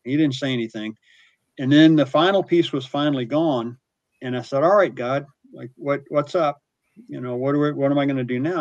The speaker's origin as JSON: {"language": "English", "region": "the South", "country": "United States", "tie": "born or raised there", "said": "I grew up in the South where there were altar calls and people talked about Jesus"}